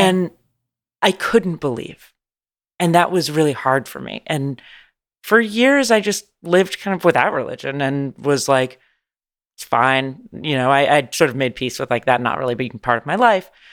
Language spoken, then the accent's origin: English; San Francisco, California, United States; moved away as an adult; now in Los Angeles, United States; I'm from San Francisco, California, born and raised.